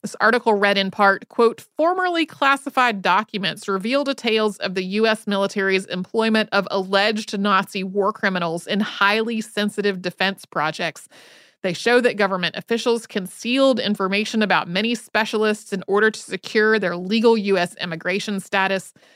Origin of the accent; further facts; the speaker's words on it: Winston-Salem, North Carolina, United States; moved away; also born or lived in Asheville, North Carolina; I grew up outside of Winston-Salem, North Carolina